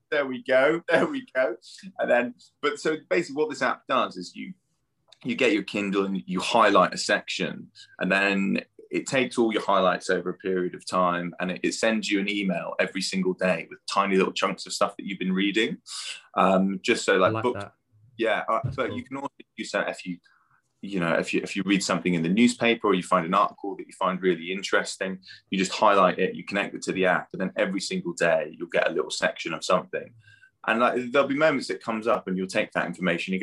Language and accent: English; United Kingdom; our culture as well, like being British